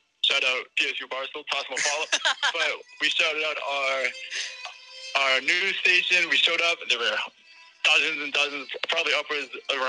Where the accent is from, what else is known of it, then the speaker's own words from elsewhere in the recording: Massachusetts, United States; moved away as an adult; now in Pennsylvania, United States; I'm from Massachusetts, where it is legal